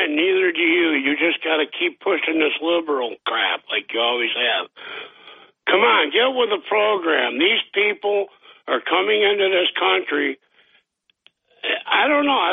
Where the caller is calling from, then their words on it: Boston, Massachusetts, United States; Dr. … from Boston.